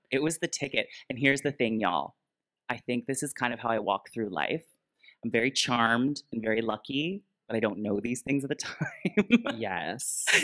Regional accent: Peterborough, Ontario, Canada; also born or lived in Toronto; now in Vancouver, Canada; So the whole time I was just trying to make it in the big city. I moved from Peterborough, Ontario to Toronto, Ontario. Big move.

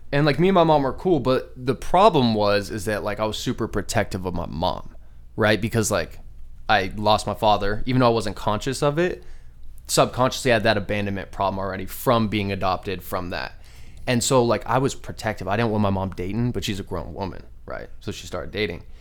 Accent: Scottsdale, Arizona, United States; born or raised there; also born or lived in Glendale, Arizona

